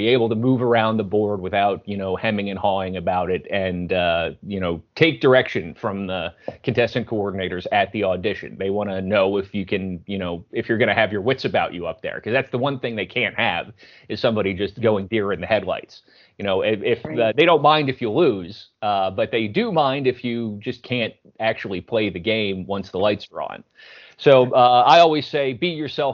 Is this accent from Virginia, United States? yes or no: no; Philadelphia area, Pennsylvania, United States; I'm from the Philly area